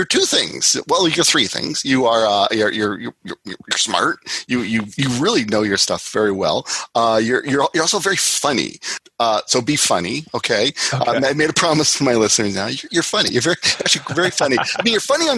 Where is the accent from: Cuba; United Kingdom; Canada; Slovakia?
Canada; I'm Canadian